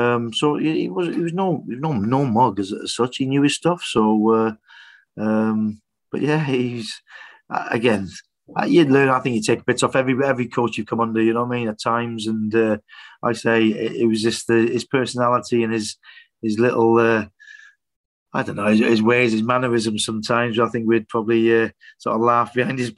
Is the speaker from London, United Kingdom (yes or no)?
no; Wrexham, Wales, United Kingdom; a Welshman and a North Walian as well from Wrexham